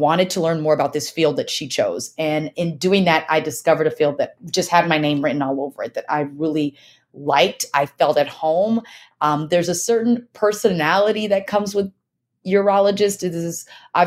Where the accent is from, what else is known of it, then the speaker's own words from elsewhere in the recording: Texas, United States; also born or lived in Nigeria; I was born in Nigeria, so I'm an immigrant. My family is an immigrant family and raised predominantly in Texas